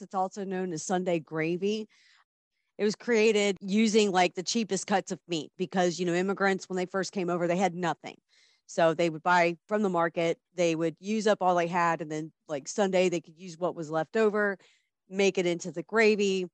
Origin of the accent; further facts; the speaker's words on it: Midwest, United States; I'm from the Midwest.